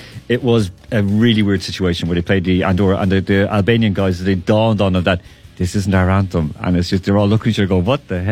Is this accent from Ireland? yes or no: yes; Ireland; as an Irish person